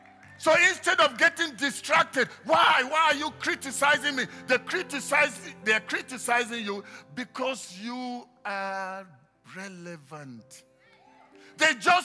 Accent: Nigeria; moved away; I come originally from Nigeria

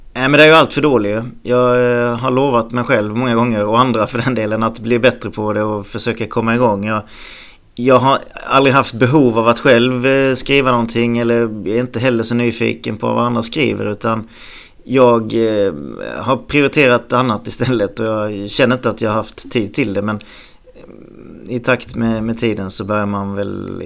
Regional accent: Halmstad, Halland County, Sweden; jag föddes en bit utanför Halmstad eh, på en gård där och sen när, när morsan och farsan skildes så flyttade jag egentligen med morsan in till stan först och sen köpte, köpte vi ett hus i Snöstorp

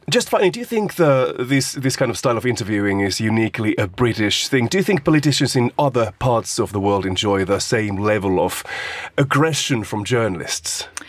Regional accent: Finland; moved away; my home country of Finland

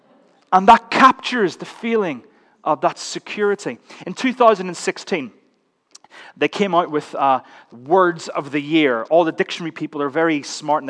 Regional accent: Northern Ireland, United Kingdom; As you can tell, I'm Northern Irish

